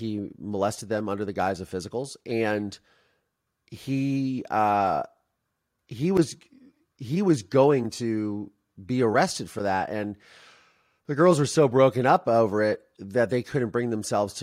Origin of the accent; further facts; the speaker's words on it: Ohio, United States; I'm from Ohio